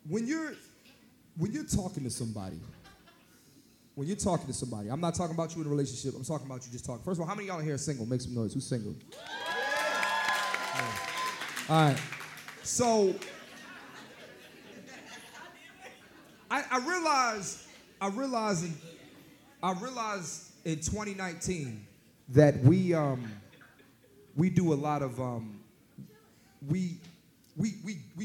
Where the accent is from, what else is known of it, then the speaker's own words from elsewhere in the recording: Philadelphia, Pennsylvania, United States; I'm born and raised in Philly